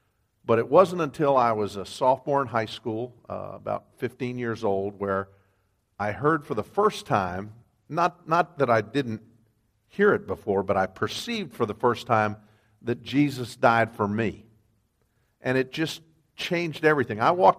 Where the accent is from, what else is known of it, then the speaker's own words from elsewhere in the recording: Cheyenne, Wyoming, United States; born there; I was born in Wyoming. If you don't know U.S. geography, it's kind of western and northern. It's a square state, and it's a big, big place.